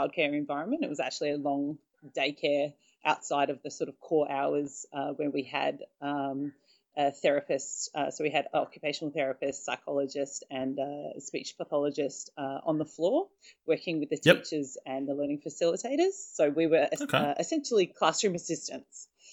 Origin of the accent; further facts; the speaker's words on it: Perth, Western Australia, Australia; moved away as an adult; also born or lived in Brisbane; I'm originally from Perth. So I grew up and did all my uni in Perth